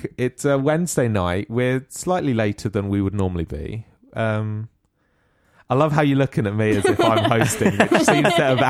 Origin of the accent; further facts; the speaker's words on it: Sandy, East of England, United Kingdom; moved away as an adult; now in Derby, United Kingdom; So, and I'm from a little town in Sandy. No, a little town in Bedfordshire called Sandy.